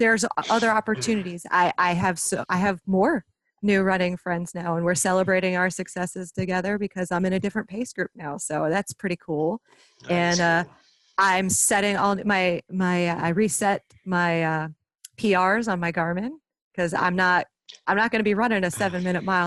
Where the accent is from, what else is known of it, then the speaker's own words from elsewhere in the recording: Myrtle Beach, South Carolina, United States; moved away; I'm originally from Myrtle Beach, South Carolina.